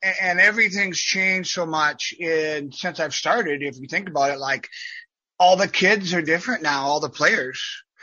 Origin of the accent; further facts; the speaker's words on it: Fort Wayne, Indiana, United States; my hometown in Fort Wayne, Indiana